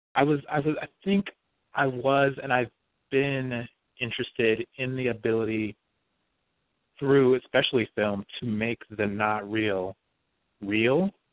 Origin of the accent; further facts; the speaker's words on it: Las Vegas, Nevada, United States; moved away; also born or lived in Bakersfield, California; Grew up in Las Vegas, um, Nevada